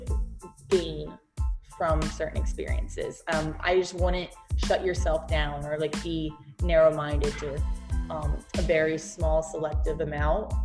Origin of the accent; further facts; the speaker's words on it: New Jersey, United States; moved away as an adult; now in Baltimore, United States; I am from Jersey